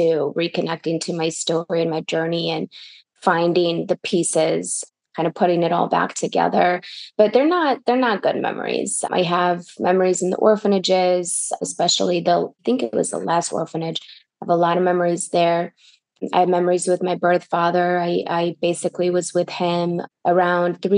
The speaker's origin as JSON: {"language": "English", "region": "Michigan", "country": "United States", "tie": "born or raised there", "also_born_or_lived": "St. Petersburg, Russia", "second_language": "English", "moved": "as an adult", "lives_now": "Los Angeles, United States", "said": "I grew up in Michigan and now I'm here"}